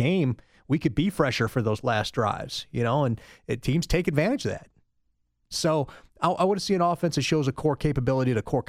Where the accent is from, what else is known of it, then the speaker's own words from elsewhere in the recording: Missouri, United States; I was born in Missouri. Show me. It's a show me state